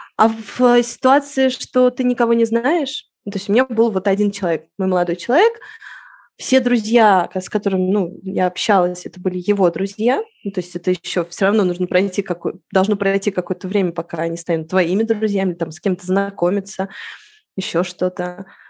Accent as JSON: {"language": "Russian", "region": "Moscow", "country": "Russia", "tie": "born or raised there", "moved": "as an adult", "lives_now": "Madrid, Spain", "said": "я в Москву, Москву уже не, не чувствую своим домом. Это моя родина"}